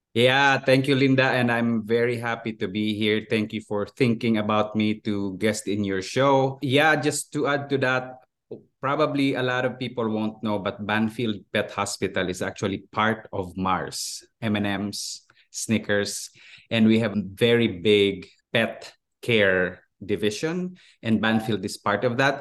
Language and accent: English; Philippines; moved away as an adult; also born or lived in Switzerland; now in United States; I was born and raised and educated in the Philippines, and I moved here in the U S twenty-three years ago